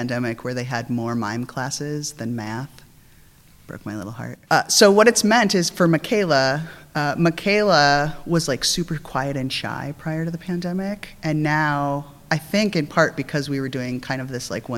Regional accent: South Dakota, United States; now in San Francisco, United States; growing up in South Dakota

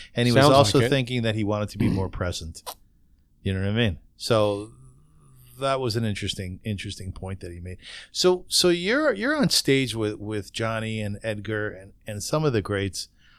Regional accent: Kitchener, Ontario, Canada; I grew up in Kitchener, which is Little Berlin, and we had a dentist by the name of Dr. Hemrick.

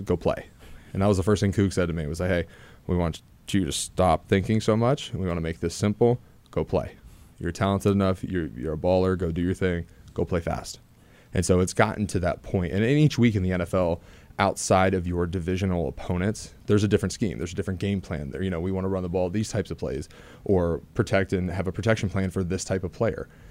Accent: Ohio, United States; being an Ohio guy

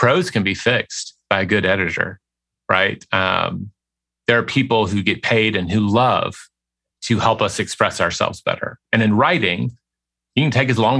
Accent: Memphis, Tennessee, United States; moved away as an adult; also born or lived in Paris; now in Austin, United States; I grew up in Memphis, Tennessee, which is a big small town.

